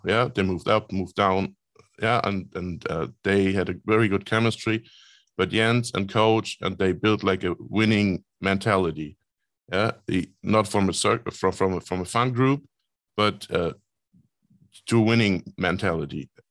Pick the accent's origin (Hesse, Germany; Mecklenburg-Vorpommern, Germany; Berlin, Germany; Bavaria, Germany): Mecklenburg-Vorpommern, Germany; Rostock; Rostock is my hometown